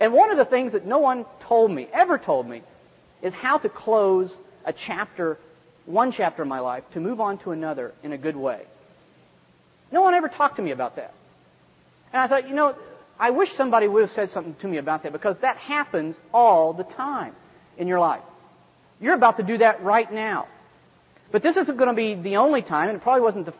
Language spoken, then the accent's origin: English; West Virginia, United States; I'm from West Virginia. We don't even have enough flat land to play golf